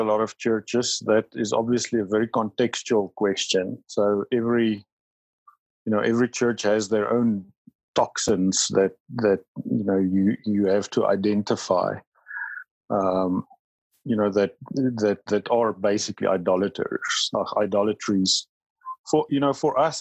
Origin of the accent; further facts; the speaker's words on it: South Africa; first language Afrikaans; English is a second language; My first language is Afrikaans, but it's only a small percentage of South Africans that speak Afrikaans